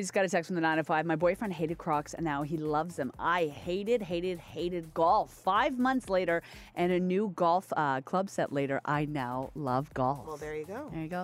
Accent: Nova Scotia, Canada; moved away; I'm from Nova Scotia and I'm very proud of my home province.

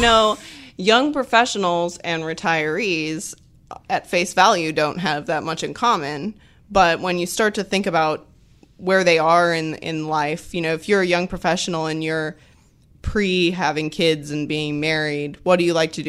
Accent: Missouri, United States; now in Knoxville, United States; I'm from Missouri, which is about as flat as you can get.

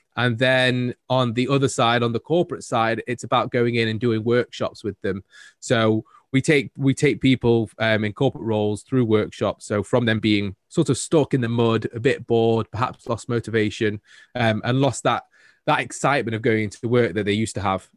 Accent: Manchester, North West England, United Kingdom; I am a Mancunian, born and bred.

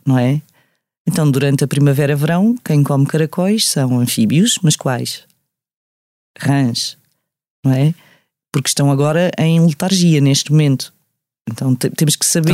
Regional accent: Amadora, Lisbon, Portugal; also born or lived in Sintra; eu cresci na Amadora

